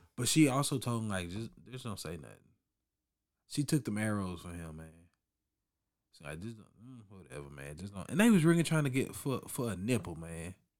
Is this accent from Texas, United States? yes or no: yes; Orange, Texas, United States; growing up in Orange